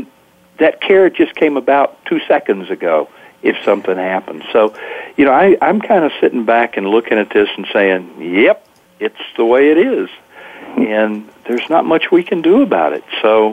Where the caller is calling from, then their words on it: California, United States; I am in currently sunny Northern California in the Gold Country